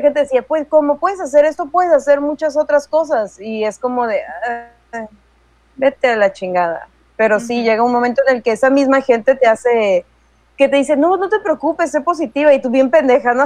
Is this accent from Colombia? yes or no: no; Mexico; a todo mundo nos gusta el frijol, al menos si somos mexicanos